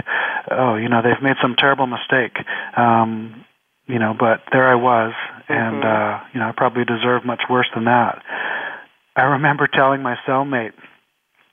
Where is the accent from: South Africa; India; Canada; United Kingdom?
Canada; now in Los Angeles, United States; I'm Canadian